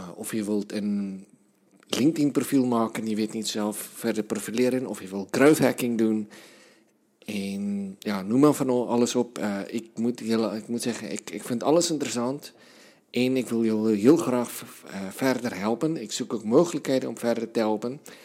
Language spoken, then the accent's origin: Dutch; South Africa; moved away; Zuid-Afrikaanse taal in Zuid-Afrika, land waar ik vandaan kom